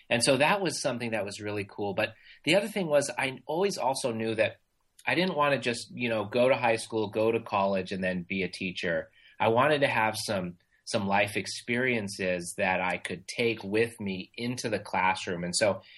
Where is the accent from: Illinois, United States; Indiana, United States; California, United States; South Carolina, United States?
California, United States; Irvine; I grew up in Irvine, California